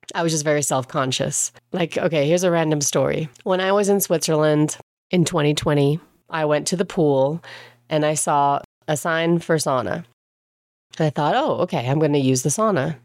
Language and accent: English; England, United Kingdom; moved away; I grew up in England. I didn't grow up in Germany